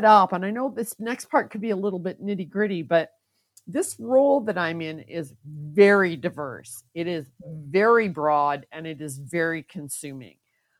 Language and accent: English; Canada; also born or lived in Val-d'Or, Quebec; Originally, I'm Canadian, born in Val-d'Or, Quebec, and lived and moved throughout most of Canada as my dad was military.